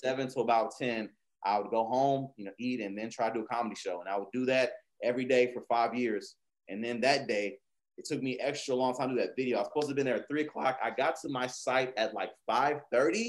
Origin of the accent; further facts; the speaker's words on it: Houston, Texas, United States; being from Houston